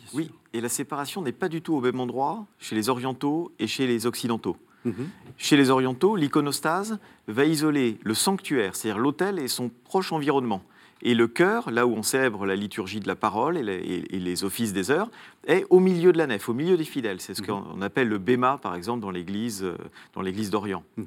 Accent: Italy; moved away; dans mon enfance en Italie

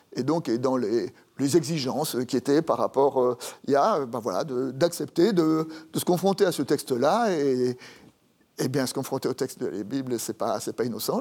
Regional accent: Paris, Île-de-France, France; also born or lived in Dijon; j'ai grandi à Paris, tout simplement parce que mon père est monté à Paris pour trouver du travail

